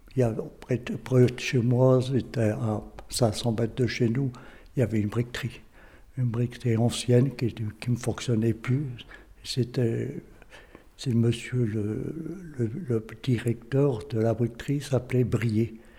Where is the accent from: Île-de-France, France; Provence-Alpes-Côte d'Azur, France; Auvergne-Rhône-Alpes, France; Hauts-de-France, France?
Hauts-de-France, France; M; je suis né à Haim en 1936. Donc, j'ai vécu toute mon enfance et tout tout le temps à M.